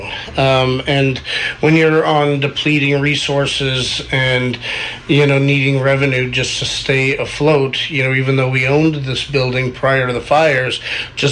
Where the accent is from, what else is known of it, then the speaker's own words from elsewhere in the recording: Mill City, Oregon, United States; moved away; I've got a dispensary in my hometown